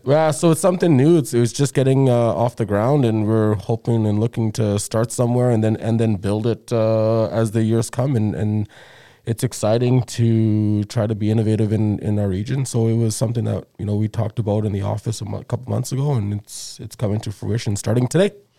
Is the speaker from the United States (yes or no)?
no; South Africa; moved away; when was growing up in South Africa